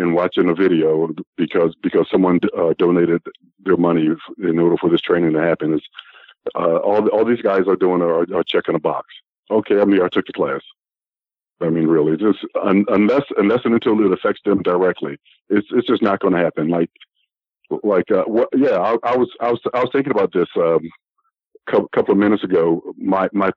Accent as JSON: {"language": "English", "town": "Philadelphia", "region": "Pennsylvania", "country": "United States", "tie": "born or raised there", "said": "being a black person growing up in Philadelphia"}